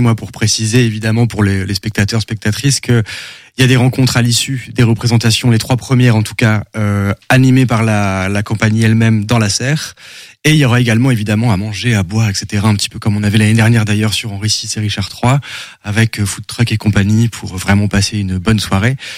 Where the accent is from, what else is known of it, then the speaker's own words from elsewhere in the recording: Lille, Hauts-de-France, France; now in Angers, France; je suis lillois et très chauvin